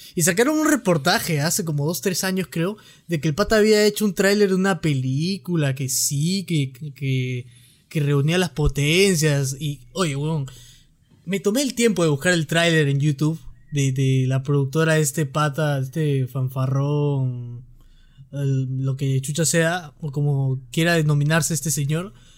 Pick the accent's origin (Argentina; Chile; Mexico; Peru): Peru; los peruanos somos así